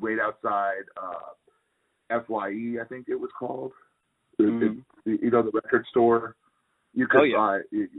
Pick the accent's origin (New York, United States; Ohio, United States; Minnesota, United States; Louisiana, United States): New York, United States; I'm from New York